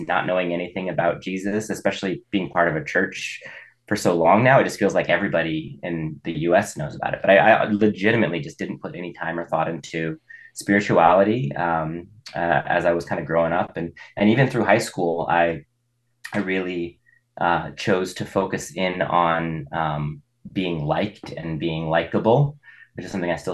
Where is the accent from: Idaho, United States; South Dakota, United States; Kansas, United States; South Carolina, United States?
Idaho, United States; Boise; also born or lived in Baker City, Oregon; I was born and raised here. I grew up in Boise